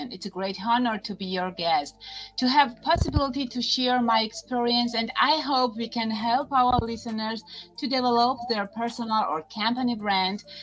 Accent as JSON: {"language": "English", "country": "Georgia", "also_born_or_lived": "Germany", "said": "I'm from Georgia. It's not USA, Georgia. It's a country located in the Caucasus and it's bounded by the Black Sea to the west"}